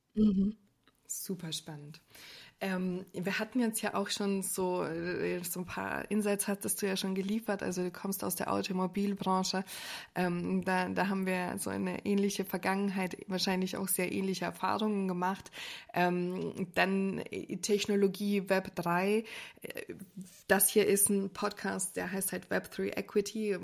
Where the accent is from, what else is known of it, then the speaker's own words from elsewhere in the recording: Austria; now in Germany; ich als Österreicherin